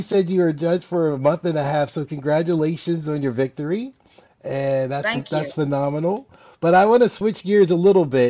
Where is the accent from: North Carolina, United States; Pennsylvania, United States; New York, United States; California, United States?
Pennsylvania, United States; Pittsburgh; now in Tampa, United States; I'm in Tampa, Florida. I'm originally from Pittsburgh